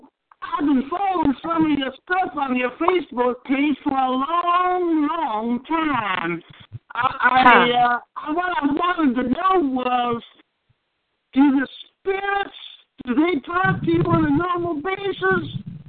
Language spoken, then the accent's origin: English; California, United States; also born or lived in Texas / New York / Oregon / Washington; I'm from California. I've spent a lot of time in Texas and in New York and Oregon and Washington. I'm from all up and down that corridor.